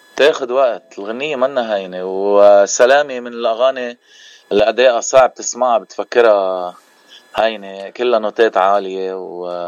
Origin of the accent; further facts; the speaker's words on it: Keserwan-Jbeil, Lebanon; now in Cleveland, United States; نحن من منطقه جبال المنطقه الضيعه